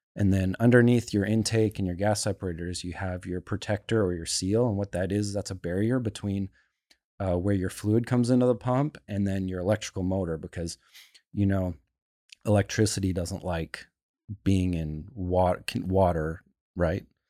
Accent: Calgary, Alberta, Canada; moved away; I grew up in Calgary.

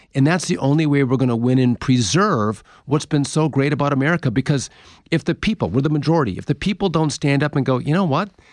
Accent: Wisconsin, United States; I'm from Wisconsin

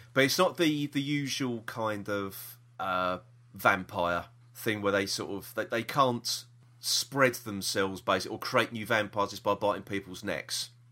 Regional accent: London, United Kingdom; we are from South East London

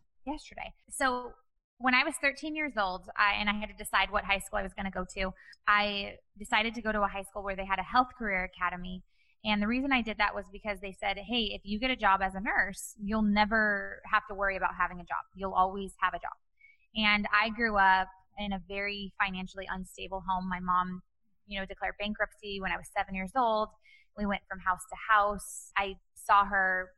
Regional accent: Bakersfield, California, United States; now in Newport Beach, United States; I grew up in Bakersfield, California

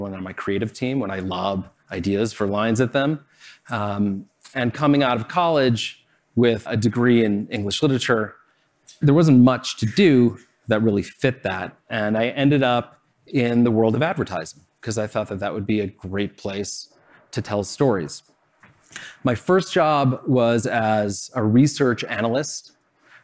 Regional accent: Chicago, Illinois, United States; I grew up in Chicago

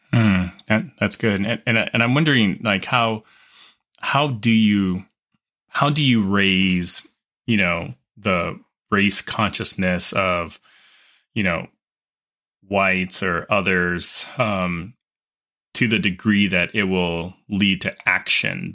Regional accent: Los Angeles, California, United States; I grew up in Southern California. Um, I went to public school in L

